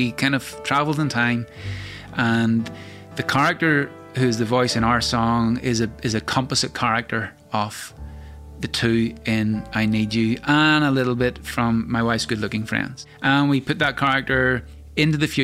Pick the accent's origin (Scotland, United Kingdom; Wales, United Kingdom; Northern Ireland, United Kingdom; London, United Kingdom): Northern Ireland, United Kingdom; growing up in Northern Ireland during the time of the Troubles